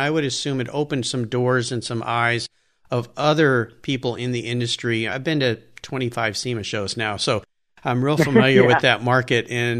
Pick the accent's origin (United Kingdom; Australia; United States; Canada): United States; San Diego, California; I grew up in Southern California, San Diego as well.